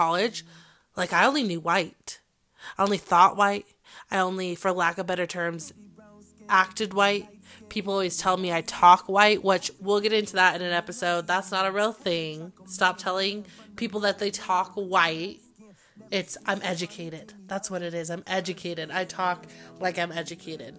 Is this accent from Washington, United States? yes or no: no; Arvada, Colorado, United States; growing up in Arvada and going around that neighborhood